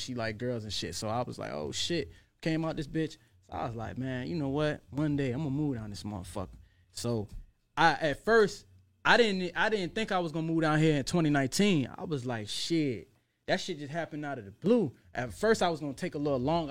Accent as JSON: {"language": "English", "town": "Portsmouth", "region": "Virginia", "country": "United States", "tie": "born or raised there", "moved": "yes", "said": "I was out in Norfolk a lot and I grew up in Portsmouth"}